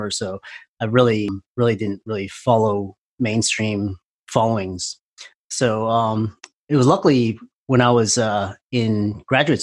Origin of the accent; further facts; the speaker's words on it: Houston, Texas, United States; also born or lived in Hartford, Connecticut; I was born in Hartford, Connecticut, born in 78. And then when I was 3 months old, my dad was in healthcare. So he was in research. So he worked at UConn and then got a job at UT Houston. So I grew up in Houston